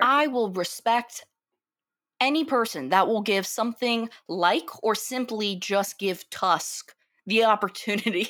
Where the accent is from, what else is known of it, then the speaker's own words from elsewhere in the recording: New York, United States; I'm from New York